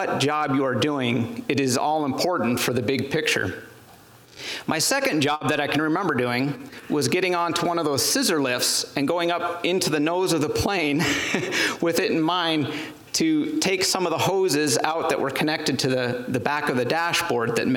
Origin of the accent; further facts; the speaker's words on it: Plains, Montana, United States; also born or lived in Japan; Plains, Montana, my hometown.